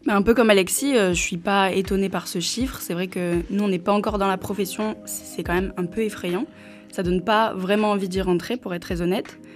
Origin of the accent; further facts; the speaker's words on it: Perpignan, Occitania, France; moved away; j'ai 22 ans, je viens de Perpignan